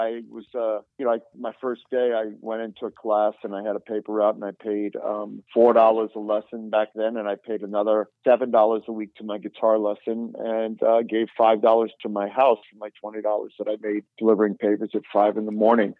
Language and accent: English; East Coast, United States; also born or lived in New York City; I'm from the East Coast